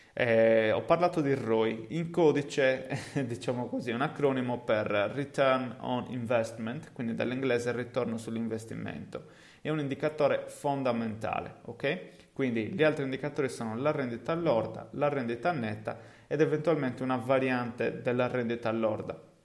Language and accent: Italian; Cagliari, Sardinia, Italy; accent: Cagliari (Sardinian); also born or lived in England; come si deduce da, dal mio accento, è il posto in cui insomma effettivamente vivo